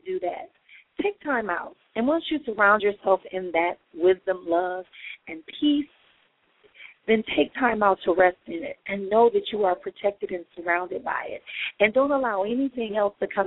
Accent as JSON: {"language": "English", "town": "Milwaukee", "region": "Wisconsin", "country": "United States", "tie": "born or raised there", "said": "my hometown, Milwaukee, Wisconsin"}